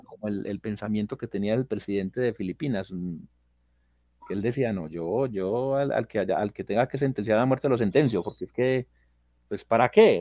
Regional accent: Colombia; la capital de mi país, que es Bogotá

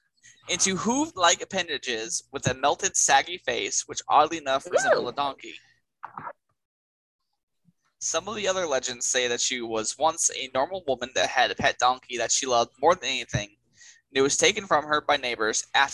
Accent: Texas, United States; it's from Texas, my home state.

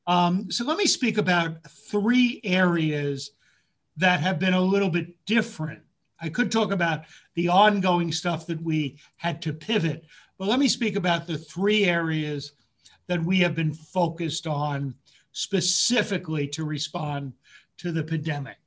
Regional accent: Yonkers, New York, United States; also born or lived in Bronx, New York City; when I was five, moved to um, just a little bit north, but actually across the border into Yonkers. And huh. that's where I went to elementary school

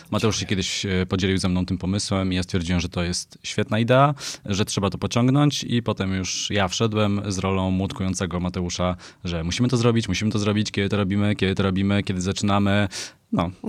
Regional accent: Silesian Voivodeship, Poland; now in Warsaw, Poland; E, przyjechałem do Was ze Śląska, ale od 15 lat mieszkam w Warszawie.

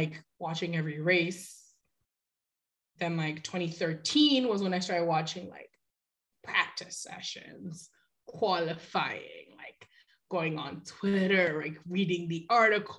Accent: Nigeria; I'm from Nigeria

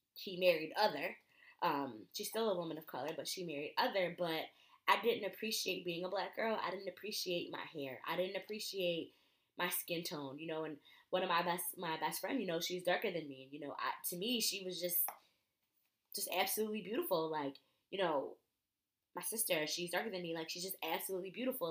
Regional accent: Connecticut, United States; I grew up in Connecticut

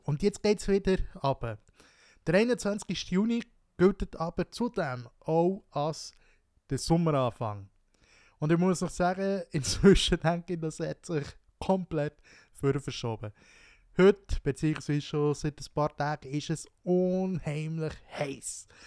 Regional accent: Wino, Bern, Switzerland; Wino, dort wo ich aufgewachsen bin, Wino

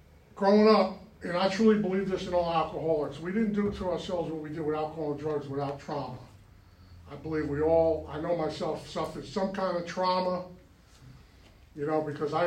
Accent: New York, United States; moved away; I was born and raised in New York

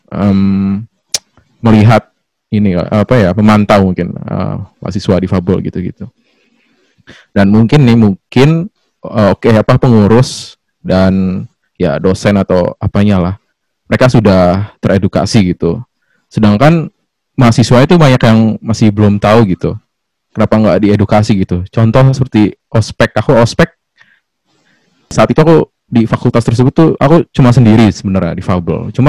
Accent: Bekasi, West Java, Indonesia; asal Bekasi kak Yuli

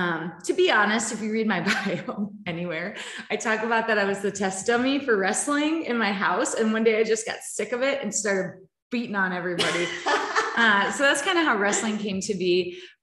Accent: Wisconsin, United States; I was born and raised in Wisconsin on a farm.

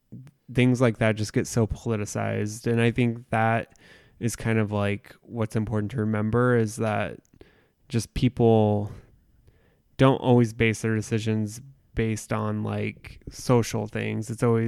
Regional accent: Indiana, United States; And it's a different, like, growing up in the Midwest in a small town, it's different than living in a city.

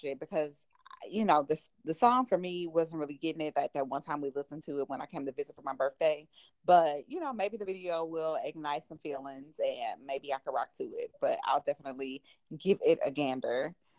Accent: St. Louis, Missouri, United States; accent: St. Louis; But but St. Louis accents, yeah, I mean, it's a thing, you know?

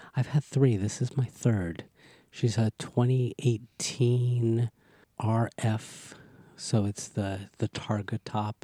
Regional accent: Los Angeles, California, United States; I grew up in Southern California

